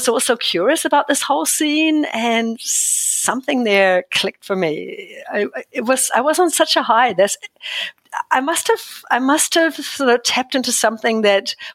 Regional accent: Germany; moved away as an adult; also born or lived in Tokelau; now in Christchurch, New Zealand; I'm originally from Germany

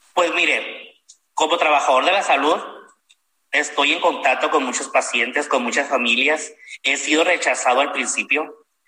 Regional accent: Culiacán, Sinaloa, Mexico; soy de Culiacán, Sinaloa

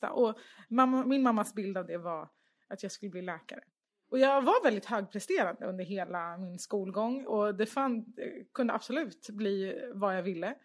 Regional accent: Stockholm, Stockholm County, Sweden; SÖS föddes jag. Ja. Typ 200 meter från Götgatan där ja. jag är uppvuxen.

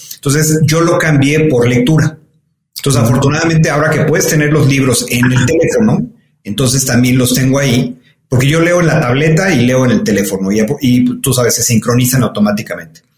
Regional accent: Mexico; soy un orgulloso mexicano, me, siento muy, muy privilegiado de, de, haber nacido y de haber crecido en este país

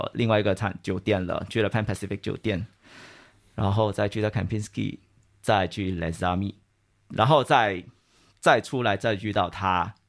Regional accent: Malaysia; moved away as an adult; now in Singapore; 那其实我是马来西亚人啊，我马来西亚毕业了过后，我就来了新加坡。

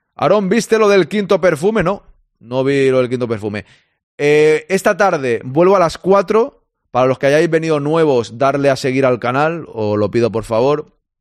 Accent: Catalonia, Spain; Yo soy catalán

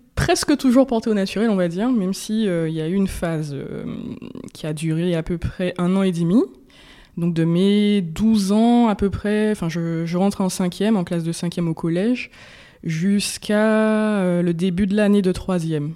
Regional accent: Martinique; j'ai grandi en Martinique, où je suis née, où voilà, j'ai mes racines, ma famille

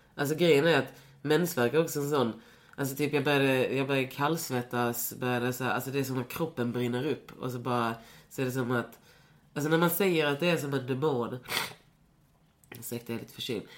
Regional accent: Lund, Skåne, Sweden; jag är ju från Lund, så- eller så här, jag, jag växte ju upp i en stad där inte så mycket hände.

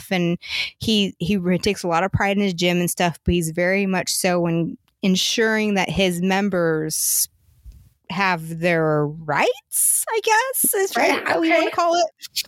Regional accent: Oregon, United States; now in South Carolina, United States; I'm from the Northwest. You know, I grew up in Oregon

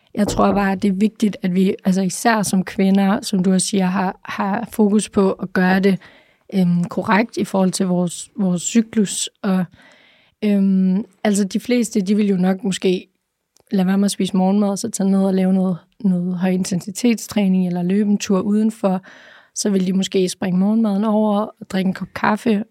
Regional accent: Aalborg, North Denmark Region, Denmark; jeg er fra Aalborg

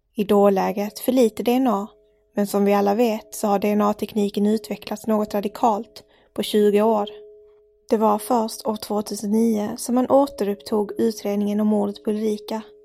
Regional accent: Malmö, Skåne, Sweden; jag är uppväxt i Malmö, storstad.

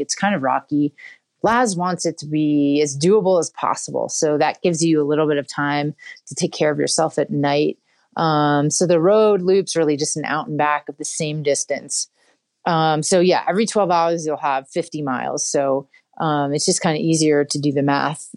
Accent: West Chester, Pennsylvania, United States; also born or lived in Philadelphia; I'm from Westchester, Pennsylvania

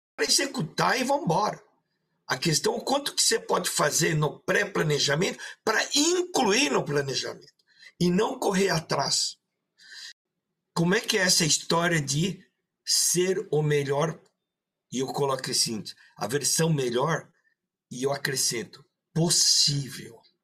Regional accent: São Paulo, Brazil; also born or lived in Maringá, Paraná; now in Rio Grande do Sul, Brazil; Depois fui para São Paulo estudar, aí criado lá, e depois vim para o Rio Grande do Sul

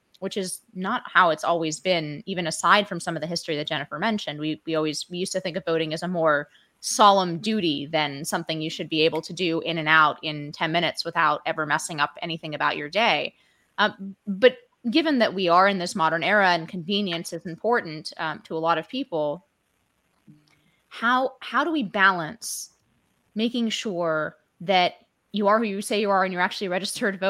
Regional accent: California, United States; moved away; my home state of California

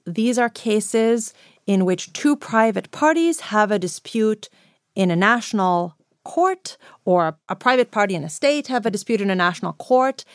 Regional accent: Greece; moved away; also born or lived in United States; I grew up in the European periphery

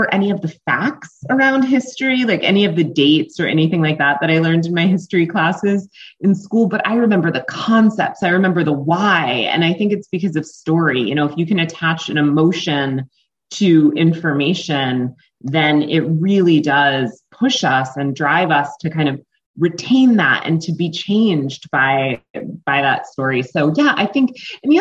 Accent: Greenwich, Connecticut, United States; now in Philadelphia, United States; I'm from Greenwich, Connecticut, but I live in Philadelphia, Pennsylvania, and I've lived here for the last maybe 11 or so years

